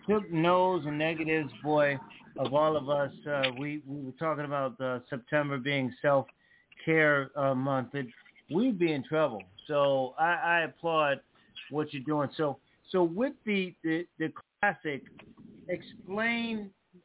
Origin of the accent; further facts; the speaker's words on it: Connecticut, United States; I grew up in Connecticut, so there's no HBCU thing up there at all.